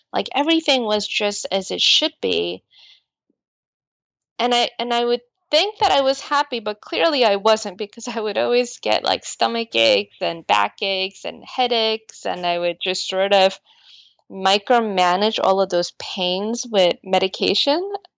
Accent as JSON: {"language": "English", "town": "Astoria", "region": "New York", "country": "United States", "tie": "born or raised there", "second_language": "English", "said": "growing up in Astoria without the ability to speak English, I just saw them get taken advantage of a lot."}